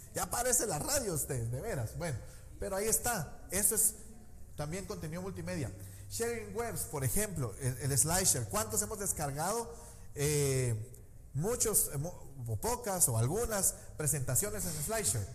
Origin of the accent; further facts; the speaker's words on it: Guatemala; como típico chapín no salí huyendo